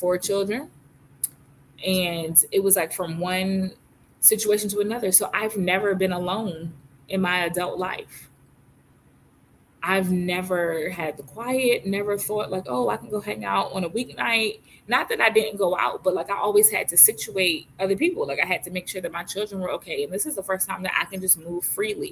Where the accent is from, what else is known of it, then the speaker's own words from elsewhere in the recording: Virginia, United States; moved away as an adult; also born or lived in Philadelphia, Pennsylvania; now in North Carolina, United States; moved to North Carolina from Virginia, which I've lived my whole entire life, except for 5 years. I was born in Philadelphia, Pennsylvania. I was adopted at 9 months and then moved to Virginia at age of 5-ish.